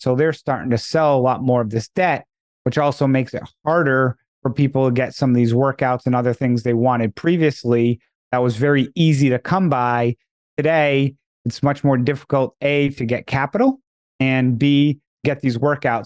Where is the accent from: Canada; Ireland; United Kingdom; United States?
United States; Northeast; moved away; I'm originally from the Northeast